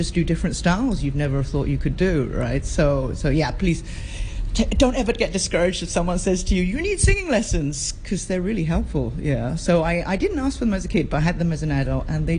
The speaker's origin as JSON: {"language": "English", "country": "Hong Kong", "tie": "born or raised there", "said": "I was born on the island, grew up on the island, grew up in Quarry Bay, went to Quarry Bay School, South Island School"}